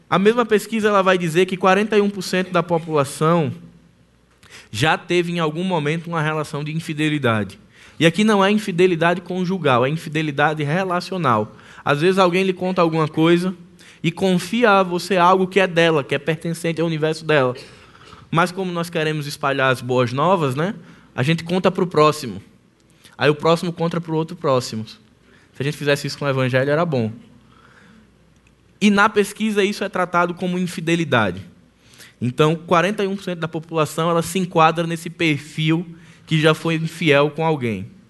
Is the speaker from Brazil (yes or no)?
yes; Northeast Brazil, Brazil; Nós que somos nordestinos, que talvez já tenhamos morado no interior, ou que tenhamos alguém que mora no interior e sabe o que é seca